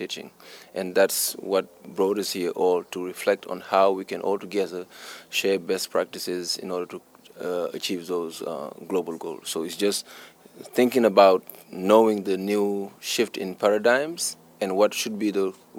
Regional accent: Senegal; I'm from Senegal

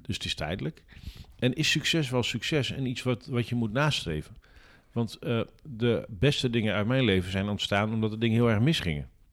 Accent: Drenthe, Netherlands; omdat ik uit Drenthe kom

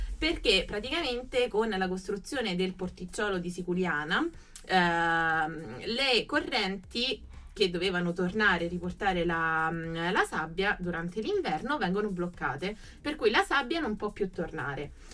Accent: Sicily, Italy; now in Rome, Italy; la mia Sicilia, però la mia terra è anche Roma

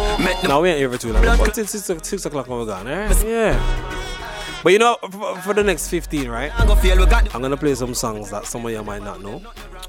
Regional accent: Jamaica; I am still Jamaican.

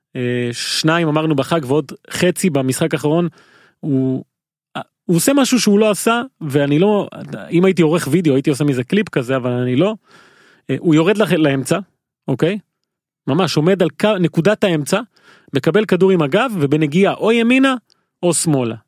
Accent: Haifa, Haifa District, Israel; כנער חיפאי בגיל הזה

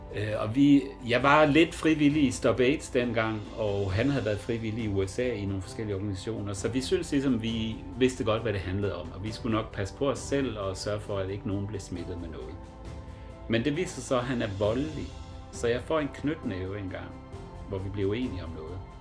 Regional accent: Southern Jutland, Southern Denmark, Denmark; moved away as an adult; also born or lived in Copenhagen / Frankfurt; jeg er opvokset med tyskerne i Sønderjylland

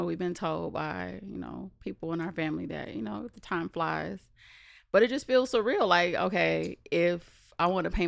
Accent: California, United States; now in Las Vegas, United States; we always have like a decent home in California.

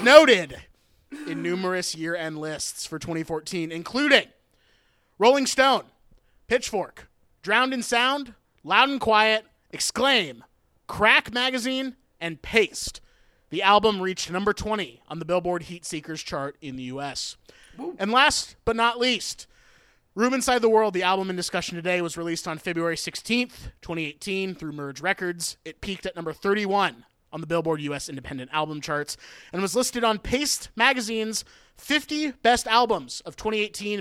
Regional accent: Oregon, United States; also born or lived in Cleveland, Ohio; in elementary school growing up in Oregon

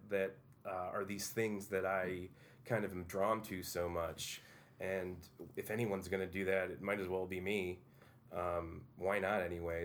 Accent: Utica, New York, United States; I grew up on Proctor Boulevard

